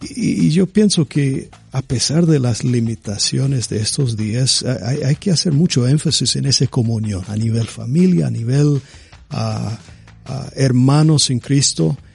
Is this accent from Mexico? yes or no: no; United States; Yo, soy estadounidense